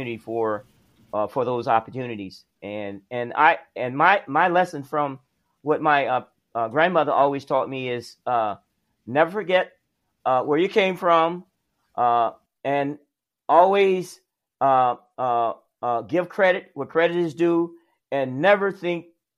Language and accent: English; South Alabama, United States; I grew up in the South, in South Alabama